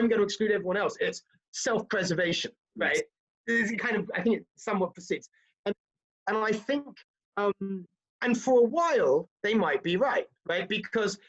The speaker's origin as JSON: {"language": "English", "country": "United Kingdom", "moved": "yes", "lives_now": "United States", "said": "I live in America, I'm an American as well as a Brit"}